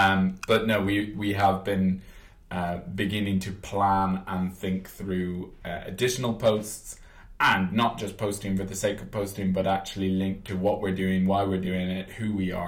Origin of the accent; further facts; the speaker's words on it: Ireland; I do admit it. I do admit I don't sound Irish. I though, you know, obviously say I am definitely Irish. I'm passionate about being Irish.